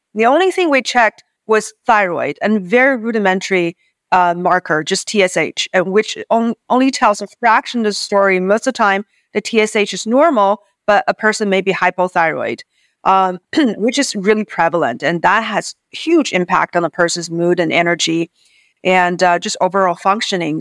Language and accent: English; Beijing, China; moved away as an adult; now in United States; So I grew up on the university campus in Beijing